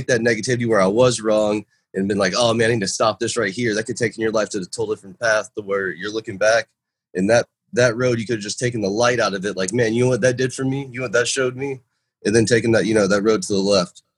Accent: Jacksonville, Florida, United States; Jacksonville, my hometown

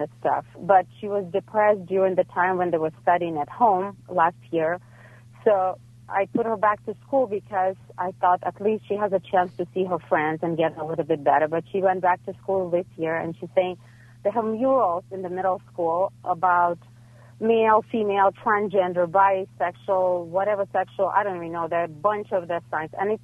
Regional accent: Ukraine; now in Los Angeles, United States; I'm coming from Ukraine, so everything is very academic

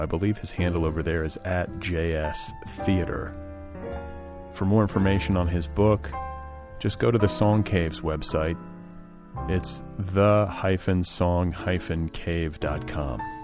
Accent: Milwaukee, Wisconsin, United States; also born or lived in Indianapolis, Indiana; I was born in Milwaukee, but divided my childhood between Milwaukee and Indianapolis.

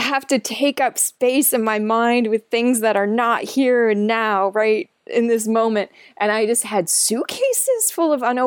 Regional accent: Aurora, Illinois, United States; I grew up in the Midwest

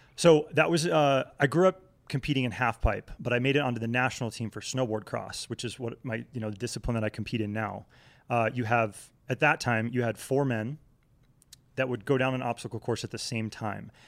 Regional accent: Vermont, United States; moved away as an adult; also born or lived in Connecticut / Oklahoma City; now in Salt Lake City, United States; growing up in New England, right, like, I, I was born in Connecticut, grew up in Vermont

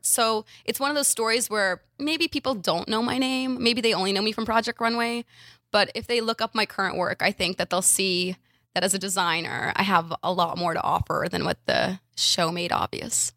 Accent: Ukraine; moved away; I was from Ukraine, speak Russian, moved

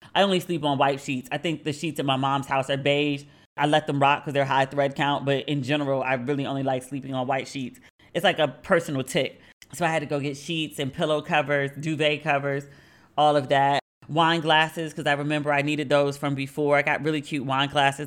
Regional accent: Maryland, United States; moved away as an adult; now in Accra, Ghana; I am from Maryland

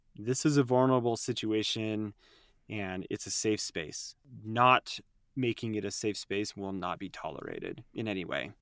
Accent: Utah, United States; I'm born and raised in Utah

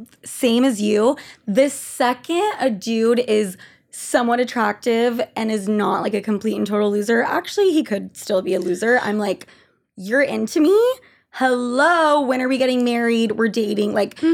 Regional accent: Utah, United States; moved away; I'm from Utah.

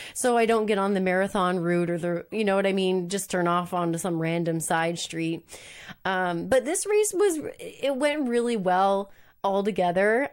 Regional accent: Moncton, New Brunswick, Canada; moved away; Moncton, New Brunswick, which is my hometown.

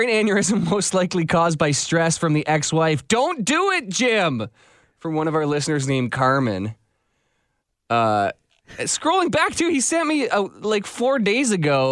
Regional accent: Mitchell, Ontario, Canada; Mitchell, my hometown.

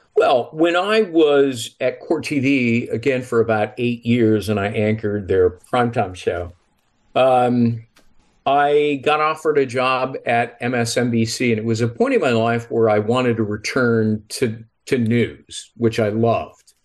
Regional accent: Los Angeles, California, United States; also born or lived in San Marino, California; I grew up in Los Angeles

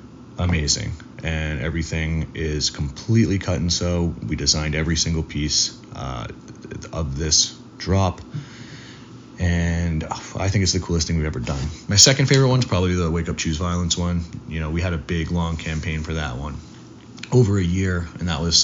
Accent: Toronto, Ontario, Canada; moved away as an adult; also born or lived in Miami; I recently got a condo in Toronto, which is my hometown where I grew up

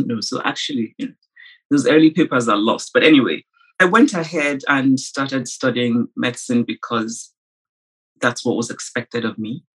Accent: Nsukka, Enugu State, Nigeria; I grew up the fifth of six children in a university town in Nigeria, which was Nsukka

